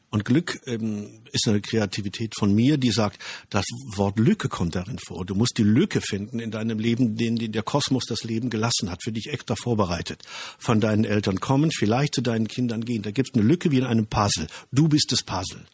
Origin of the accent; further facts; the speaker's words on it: Germany; Wir Deutschen